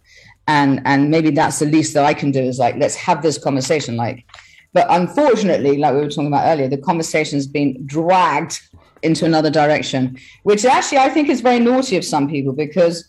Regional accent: England, United Kingdom; I'm English, but I feel akin to my European side

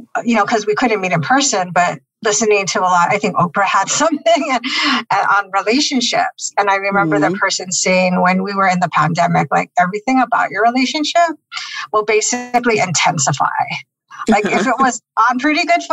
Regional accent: Honolulu, Hawaii, United States; now in San Francisco, United States; I grew up in Honolulu, Hawaii, in the 50th state

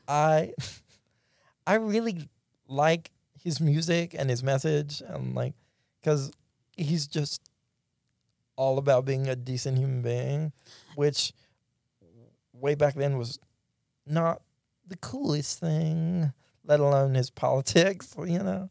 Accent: Pulaski, Mississippi, United States; now in Jackson, United States; I grew up in Pulaski

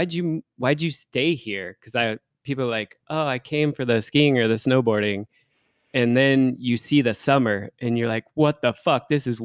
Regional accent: Renton, Washington, United States; So I grew up on the border between Bellevue and Renton.

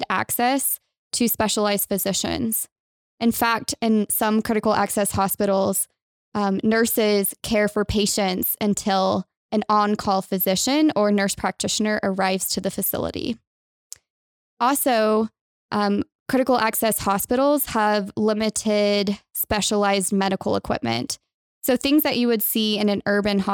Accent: Texas, United States; moved away as an adult; now in Utah, United States; I'm originally from Texas

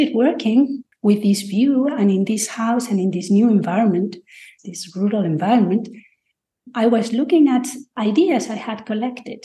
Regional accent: Madrid, Community of Madrid, Spain; also born or lived in United Kingdom; now in Jaén, Spain; I am from Madrid, but I moved to rural Spain, Jaén in Andalusia

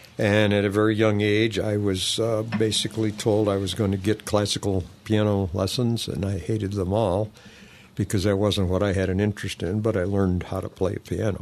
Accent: Seneca Falls, New York, United States; now in Canandaigua, United States; I'm from Seneca Falls originally. I never have grown up, but other than that, yeah, I was raised there

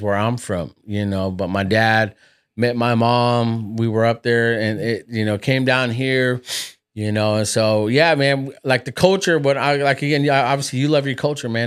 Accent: United States; I was born raised here in America

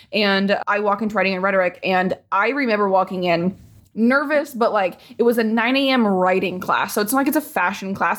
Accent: Indianapolis, Indiana, United States; moved away; I'm from Indianapolis

